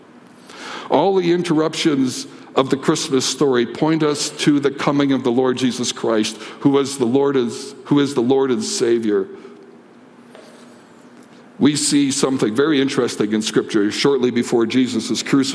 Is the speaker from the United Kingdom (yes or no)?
no; Canada; As a Canadian